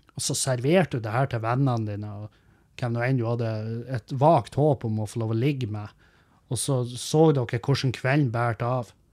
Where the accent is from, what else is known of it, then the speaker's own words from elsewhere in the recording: Halsa, Nordland, Norway; moved away; jeg vokste opp på Halsa